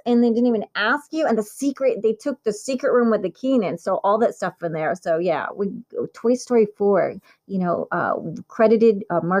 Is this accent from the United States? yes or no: no; Italy; born there; accent: Valley Girl; I've been telling people this for years. I was born in Italy.